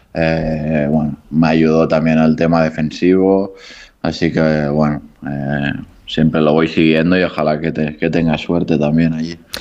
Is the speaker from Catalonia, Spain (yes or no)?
yes; Barcelona, Catalonia, Spain; moved away as an adult; also born or lived in Granada / Japan; now in Andorra; cerca de, de Barcelona, que es de donde soy